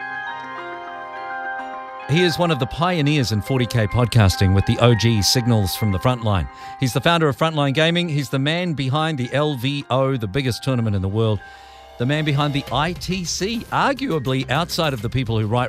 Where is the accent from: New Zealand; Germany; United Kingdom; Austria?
New Zealand; as a New Zealander